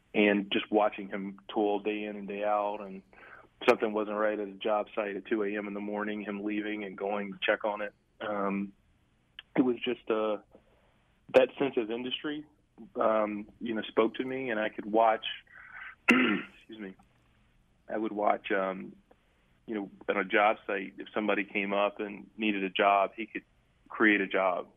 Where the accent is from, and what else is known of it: Greensboro, North Carolina, United States; born or raised there